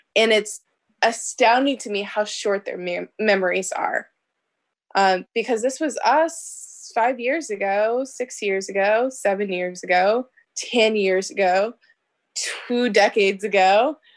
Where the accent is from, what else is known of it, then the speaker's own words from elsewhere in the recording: Omaha, Nebraska, United States; also born or lived in Bellevue, Nebraska; I grew up in North Omaha